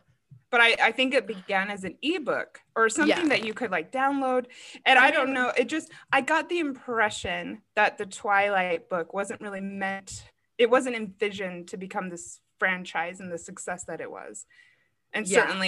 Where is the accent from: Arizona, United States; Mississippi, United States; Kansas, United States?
Arizona, United States; I'm from Arizona.